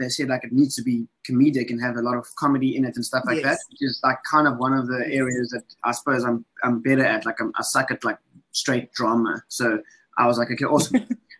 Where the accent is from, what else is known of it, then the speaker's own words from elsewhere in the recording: South Africa; I'm African as a South African dude, but flip, my Western upbringing is totally different